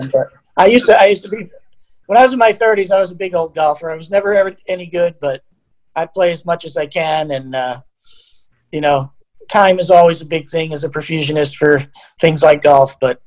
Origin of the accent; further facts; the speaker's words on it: Long Island, New York, United States; moved away; I grew up in Long Island.